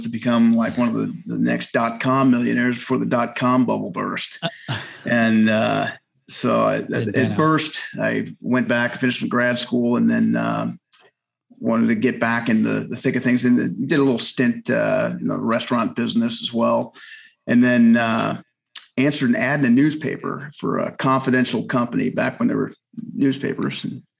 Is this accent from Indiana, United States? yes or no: yes; Bloomington, Indiana, United States; born there; I was born in IU, the hospital there in Bloomington.